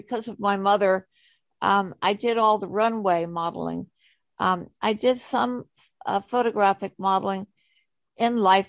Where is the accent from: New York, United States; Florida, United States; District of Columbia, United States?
New York, United States; New York City; I was brought up in East Manhattan near the East River on 75th Street, and only child.